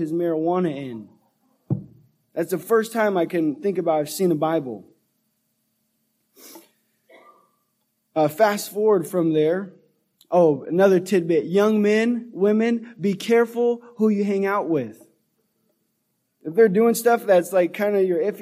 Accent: Sacramento, California, United States; I grew up in Antelope and North Highlands and kind of on McClellan Bay, so kind of right here in the northern Sacramento area

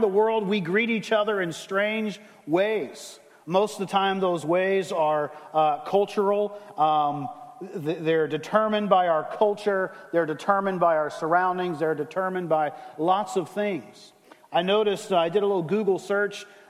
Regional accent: the South, United States; I grew up in the South

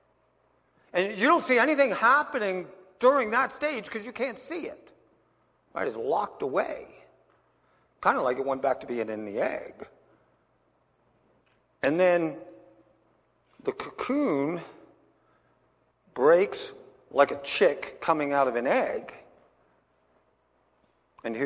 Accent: Pennsylvania, United States; now in Wyoming, United States; when I was a kid growing up in Pennsylvania

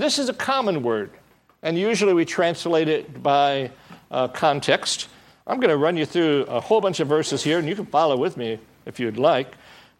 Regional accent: Michigan, United States; now in Southern California, United States; I come from Michigan

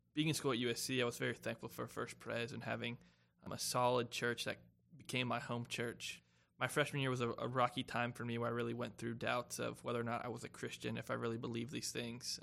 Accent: Spartanburg, South Carolina, United States; I'm from Spartanburg, South Carolina

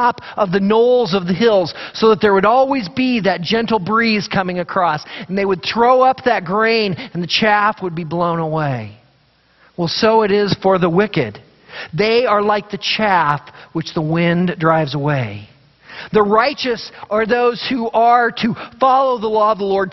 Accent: Idaho, United States; we grew up in Idaho

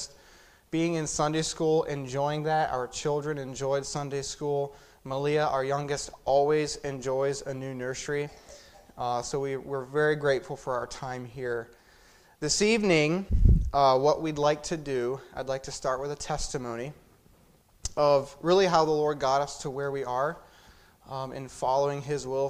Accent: Sumter, South Carolina, United States; also born or lived in Lewisburg, Pennsylvania; I was born in Lewisburg, Pennsylvania. When I was 4 years old, our family left rural central Pennsylvania, and we went down to the city of Sumter, South Carolina

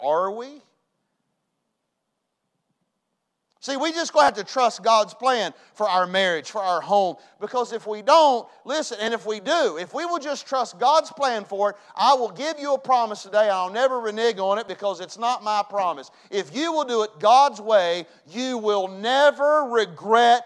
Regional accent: West Virginia, United States; I was raised in West Virginia.

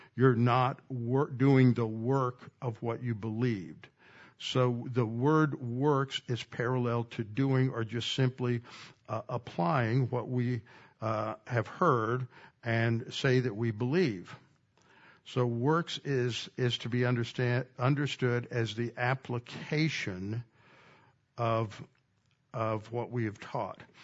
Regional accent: Texas, United States; I grew up in Texas

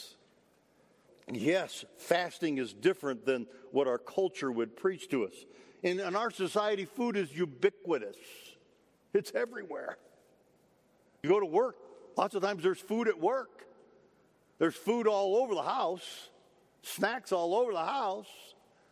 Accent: Michigan, United States; also born or lived in Detroit; I grew up in Michigan, lived in Detroit while I was in school for a period of time.

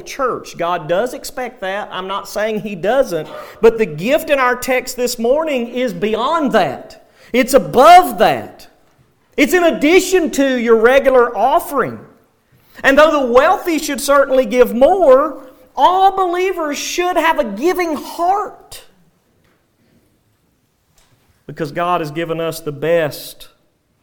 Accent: United States; especially as Americans, and sadly even as American believers

